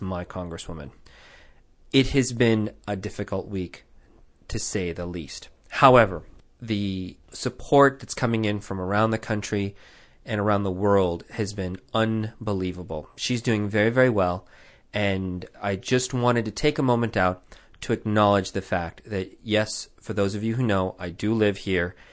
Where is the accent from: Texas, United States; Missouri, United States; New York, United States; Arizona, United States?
Arizona, United States; Tucson; I grew up here